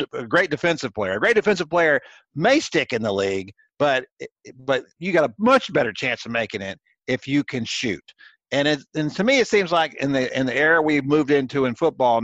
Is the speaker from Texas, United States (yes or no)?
yes; Houston, Texas, United States; growing up in Houston